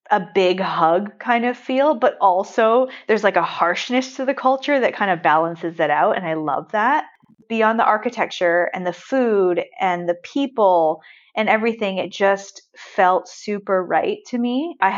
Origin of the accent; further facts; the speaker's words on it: Vancouver, British Columbia, Canada; moved away as an adult; I was born and raised in Vancouver.